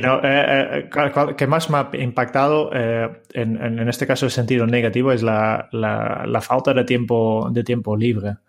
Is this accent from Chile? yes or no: no; Harmelen, Utrecht, Netherlands; Spanish is a second language; moved away as an adult; mis primeros pasos eh, han sido en un pueblo en el centro de Holanda, eh, se llama Harmelen